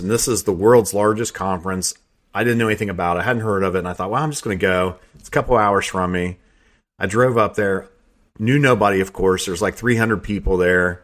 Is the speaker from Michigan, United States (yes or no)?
no; Southeast Ohio, United States; also born or lived in Teays Valley, West Virginia; I grew up in Southeast Ohio